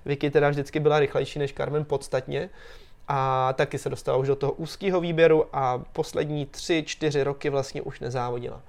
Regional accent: Czechia; tady u nás v Čechách

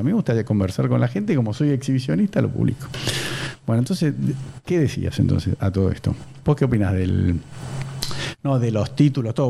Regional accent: Buenos Aires, Argentina; soy de Belgrano Capital

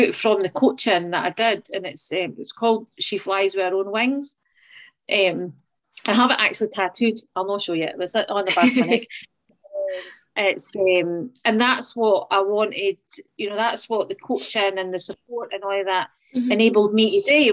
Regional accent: Edinburgh, Scotland, United Kingdom; I grew up in Muirhouse, an area in Edinburgh

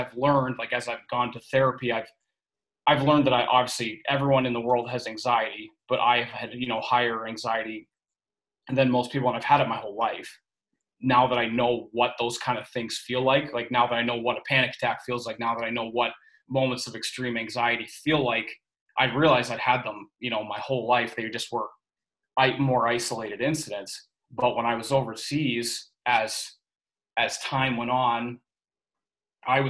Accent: Lindsay, Ontario, Canada; moved away as an adult; also born or lived in Michigan / Toledo, Ohio / Florida; I'm originally from Lindsay, Ontario, and grew up there my whole life

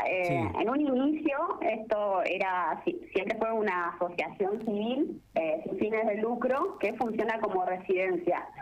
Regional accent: General Pico, La Pampa, Argentina; now in Córdoba, Argentina; soy de psico también, estoy estudiando psicología. Eh, hace ya unos tres años que, que no, no estoy en pico

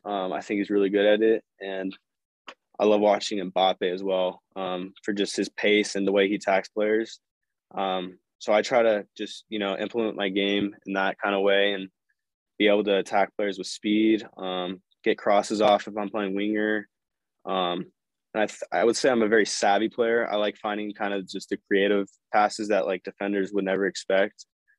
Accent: West Coast, United States; growing up on the West Coast, I was Galaxy based. So, growing up, I was watching them

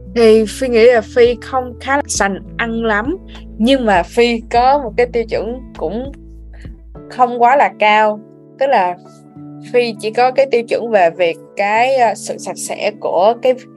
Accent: Vietnam; now in United States

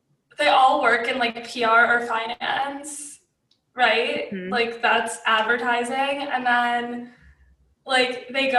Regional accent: Midwest, United States; also born or lived in New Orleans; now in Chicago, United States; I'm from the Midwest

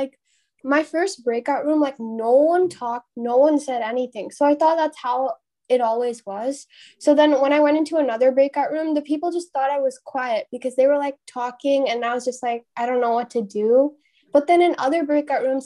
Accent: India; accent: Indian; my Indian accent

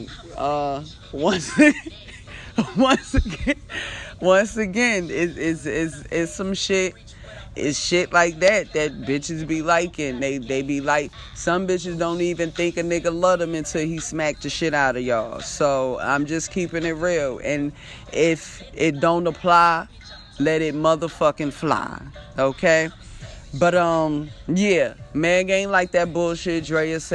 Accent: East Coast, United States; I'm from the East Coast

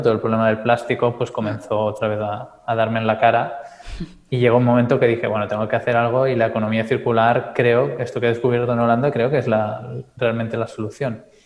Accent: Calella, Catalonia, Spain; soy de. Eh, Calella, un pueblo un poco más al norte de Barcelona, cerca de la playa

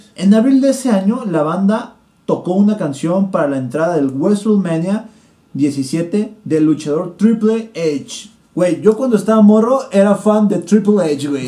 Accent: Guadalajara, Jalisco, Mexico; nosotros somos de Guadalajara

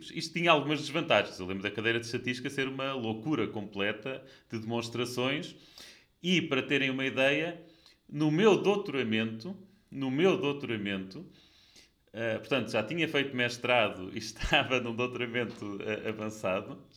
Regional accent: Coimbra, Centro, Portugal; E mais, eu sou de Coimbra eh, e, portanto, sou de uma escola que na altura era relativamente nova

